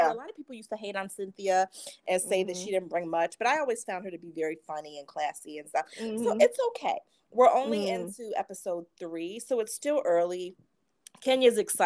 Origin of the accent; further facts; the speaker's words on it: D.C., Maryland, United States; moved away as an adult; now in New York, United States; I'm from Maryland, D.C. Mm-hmm. And so for me, you know, living in New York for this past couple decades, it's just really refreshing to see my old hometown featured in a reality show